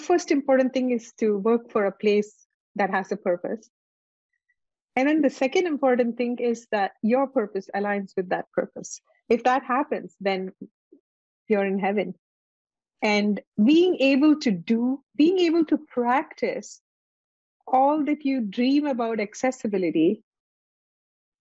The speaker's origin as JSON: {"language": "English", "country": "India", "moved": "yes", "said": "I come from India"}